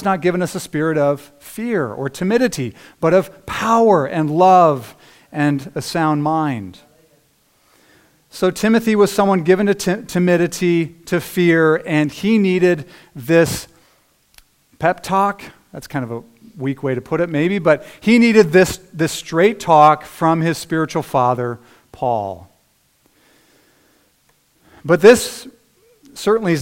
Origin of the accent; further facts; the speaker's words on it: United States; as American Christians